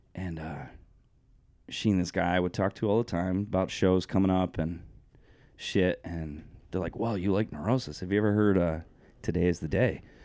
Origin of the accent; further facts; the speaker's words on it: Coventry, Connecticut, United States; I grew up in Coventry, Connecticut.